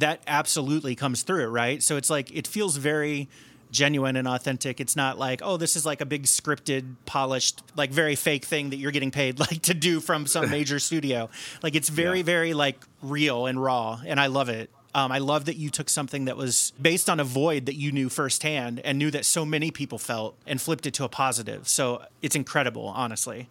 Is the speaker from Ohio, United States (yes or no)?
yes; Cincinnati, Ohio, United States; now in Chicago, United States; I grew up in Cincinnati or outside of Cincinnati